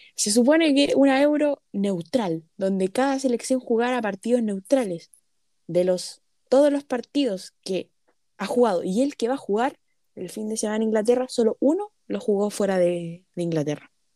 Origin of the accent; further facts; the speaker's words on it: Chile; also born or lived in Brazil; como chileno